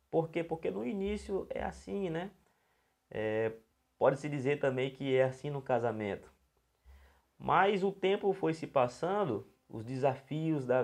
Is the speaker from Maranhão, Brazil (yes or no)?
yes; São Luís, Maranhão, Brazil; somos aqui de São Luís do Maranhão, somos pastores da Missão Cristã Casa do Pai, que fica aqui também em São Luís do Maranhão, um lugar lindo, maravilhoso.